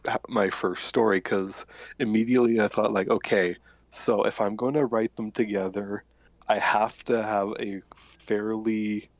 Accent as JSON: {"language": "English", "region": "Saskatchewan", "country": "Canada", "tie": "born or raised there", "said": "I am actually Canadian, born and raised in Saskatchewan. There is nothing to do here, it is just flatlands."}